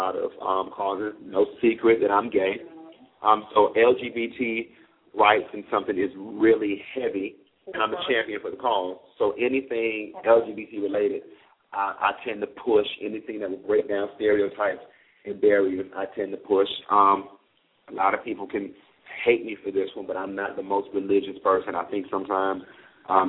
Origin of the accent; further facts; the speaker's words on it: Miami, Florida, United States; I'm from Miami